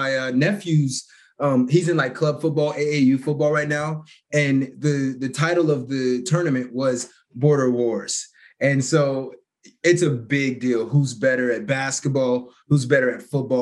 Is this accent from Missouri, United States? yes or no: yes; Kansas City, Missouri, United States; also born or lived in Shawnee Mission, Kansas; I was born in Kansas, but yeah, raised in Missouri, Kansas City.